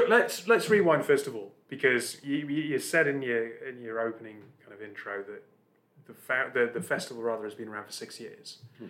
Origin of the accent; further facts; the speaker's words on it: Newcastle upon Tyne, North East England, United Kingdom; I am from Newcastle. I have a huge amount of pride in the north of England.